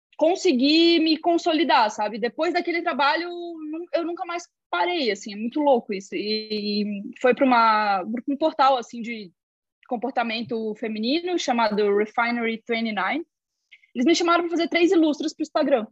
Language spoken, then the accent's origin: Portuguese; Joinville, Santa Catarina, Brazil; sou de Joinville, Santa Catarina